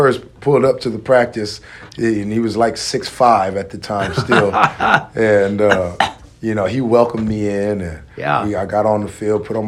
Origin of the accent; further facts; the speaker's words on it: Carson, California, United States; I knew that I wasn't from Long Beach. I was from Carson